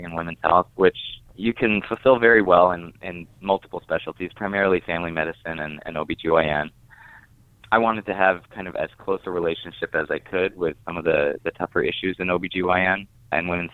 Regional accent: Wichita, Kansas, United States; I'm now back in my hometown

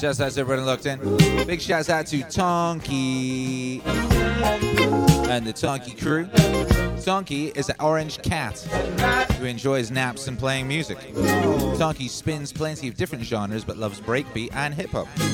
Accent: West Bromwich, West Midlands, United Kingdom; moved away; I was born in West Bromwich.

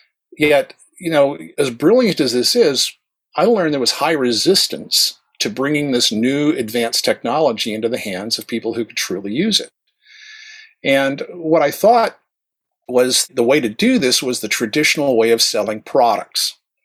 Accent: the South, United States; accent: flat American broadcast standard; I was raised in the South. Otherwise, I'd be speaking more Southern

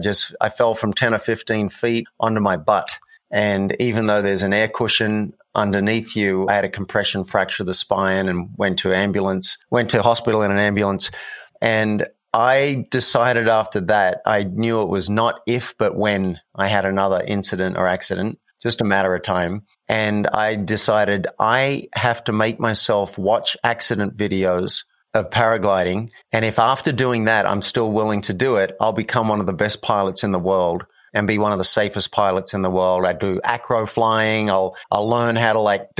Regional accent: Sydney, New South Wales, Australia; moved away as an adult; also born or lived in New York; now in Boulder, United States; I'm from Sydney, Australia

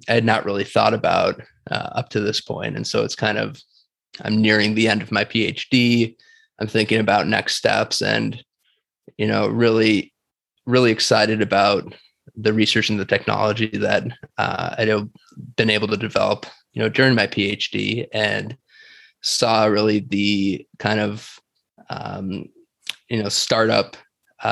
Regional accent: Batavia, Illinois, United States; moved away as an adult; also born or lived in Minnesota; now in San Diego, United States; I'm originally from Illinois. So I grew up basically most of my life in a city called Batavia, Illinois, which is about 40 miles straight west from Chicago

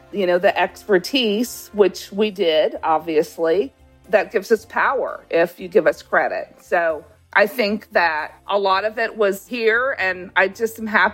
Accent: Los Angeles, California, United States; now in Savannah, United States; I grew up in Los Angeles

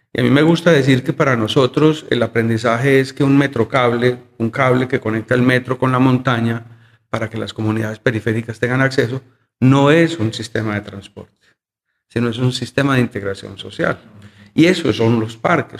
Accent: Medellín, Antioquia, Colombia; yo soy un arquitecto de Medellín, yo he vivido toda, toda mi vida en la ciudad, nunca me fui.

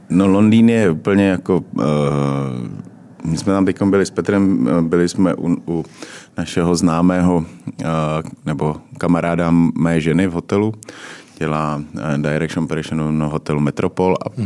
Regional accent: Uherské Hradiště, Zlín Region, Czechia; já jsem taky z Moravy, jo, já jsem z Hradiště

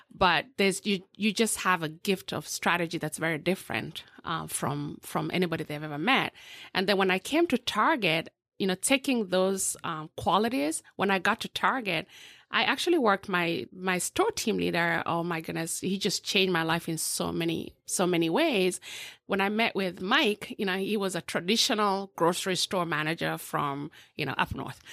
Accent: Eldoret, Uasin Gishu County, Kenya; now in Orlando, United States; born and raised in a small village in um, western southwestern part of, of Kenya called Eldoret

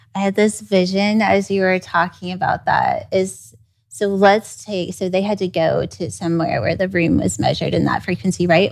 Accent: Kansas City, United States; I grew up in Kansas City

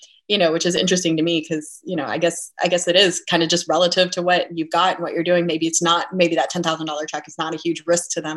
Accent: Fayetteville, North Carolina, United States; now in Raleigh, United States; I grew up in Fayetteville

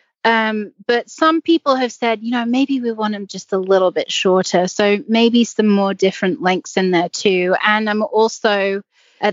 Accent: English countryside, England, United Kingdom; now in United States; I grew up on in the English countryside trails, galloping through the woods and jumping anything I can jump.

